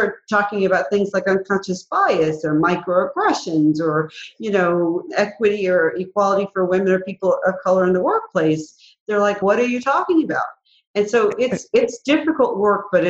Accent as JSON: {"language": "English", "town": "Mobile", "region": "Alabama", "country": "United States", "tie": "born or raised there", "said": "growing up in Mobile, Alabama"}